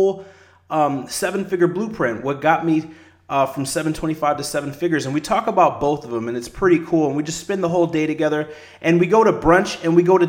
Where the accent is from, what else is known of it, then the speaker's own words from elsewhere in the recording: La Porte, Indiana, United States; the small city where I grew up at in LaPorte in Indiana, about an hour outside of Chicago